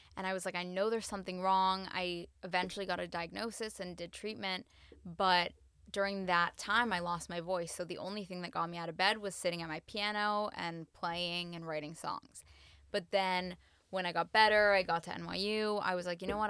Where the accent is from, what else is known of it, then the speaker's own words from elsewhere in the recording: United States; I'm half Latin, I'm American